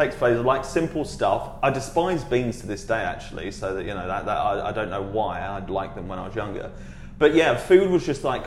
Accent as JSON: {"language": "English", "town": "Dagenham", "region": "London", "country": "United Kingdom", "tie": "born or raised there", "said": "I was originally from Dagenham in Essex."}